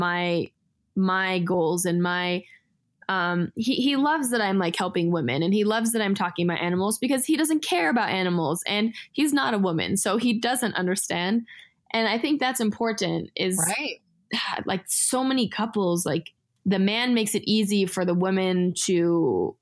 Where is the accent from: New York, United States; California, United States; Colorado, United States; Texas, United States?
California, United States; also born or lived in Israel / Los Angeles / Mexico; I grew up in California where it's like very cultural